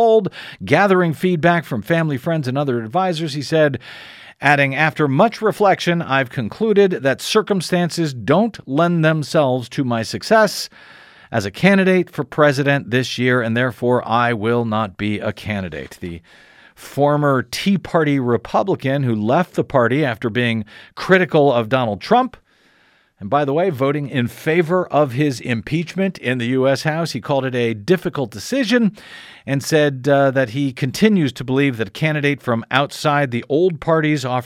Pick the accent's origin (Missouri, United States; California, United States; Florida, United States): Missouri, United States; moved away; My home state of Missouri